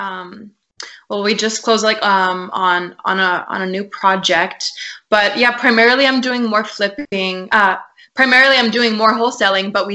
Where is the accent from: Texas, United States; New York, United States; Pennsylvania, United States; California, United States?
Texas, United States; San Antonio; I'm based in San Antonio, Texas. Okay. It's my hometown. So I'm a Texas girl, y'all